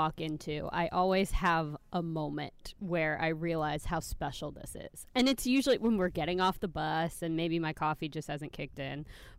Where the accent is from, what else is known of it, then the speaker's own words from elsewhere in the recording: Missouri, United States; I'm from Missouri.